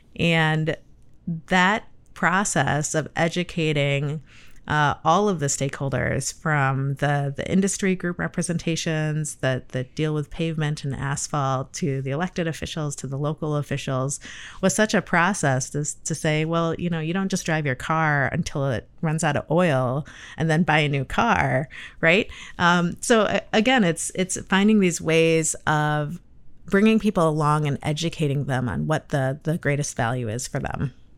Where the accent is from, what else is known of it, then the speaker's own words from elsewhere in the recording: Michigan, United States; moved away as an adult; also born or lived in Cleveland, Ohio; now in Chicago, United States; I am from Michigan